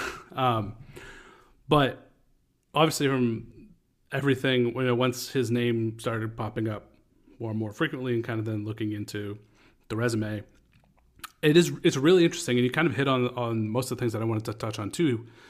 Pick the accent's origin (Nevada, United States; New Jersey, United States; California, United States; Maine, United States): Maine, United States; Lewiston; my hometown in Lewiston, Maine